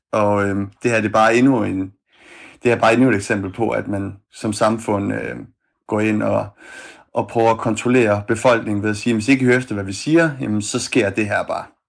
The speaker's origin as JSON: {"language": "Danish", "town": "Odense", "region": "Southern Denmark", "country": "Denmark", "said": "jeg er selv fra Odense"}